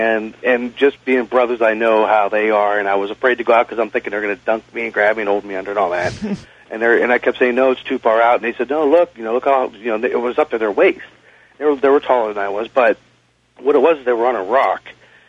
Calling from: Youngstown, Ohio, United States; I'm calling from Youngstown, Ohio.

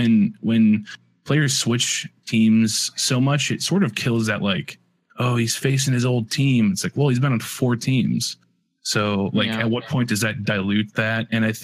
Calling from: Chicago, Illinois, United States; I am calling in from sunny Chicago.

